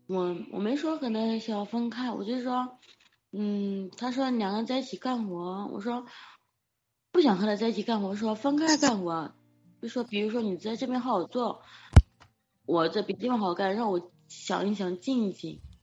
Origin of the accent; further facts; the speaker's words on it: Anhui, China; moved away; 我是个安徽人，朋， 嫁给了个浙江人